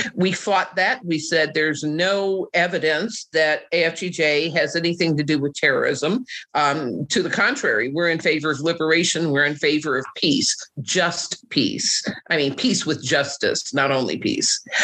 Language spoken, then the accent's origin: English; Oklahoma City, Oklahoma, United States; my hometown of Oklahoma City